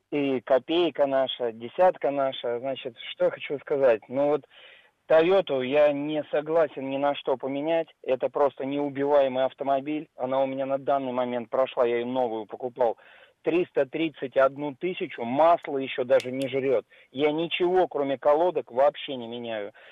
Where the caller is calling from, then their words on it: Moscow, Russia; я из Москвы.